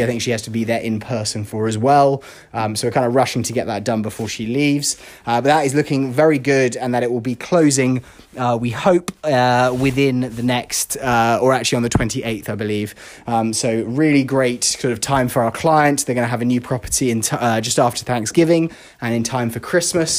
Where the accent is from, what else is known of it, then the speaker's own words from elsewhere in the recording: London, United Kingdom; now in Los Angeles, United States; London, my hometown